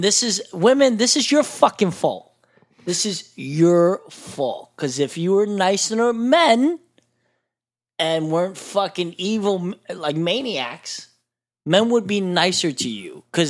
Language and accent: English; Bethlehem, Pennsylvania, United States; Bethlehem, Pennsylvania.